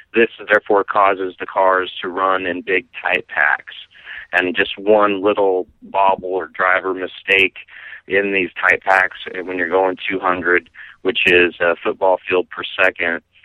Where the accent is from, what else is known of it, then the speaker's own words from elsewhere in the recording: Lincoln, Nebraska, United States; I grew up in Lincoln, and I went to high school with his son Jeff Solich